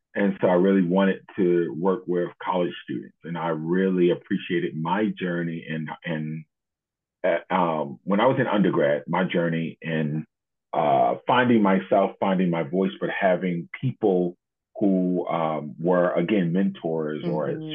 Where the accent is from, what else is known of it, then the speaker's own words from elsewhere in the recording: Baltimore, Maryland, United States; I grew up in Baltimore